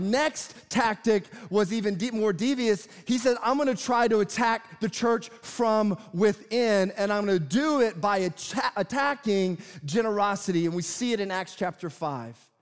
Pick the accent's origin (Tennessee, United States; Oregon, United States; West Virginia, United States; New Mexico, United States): Tennessee, United States; I grew up in Tennessee